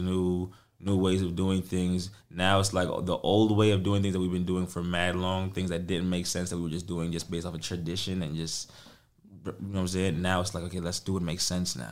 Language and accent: English; New York City, New York, United States; as a New Yorker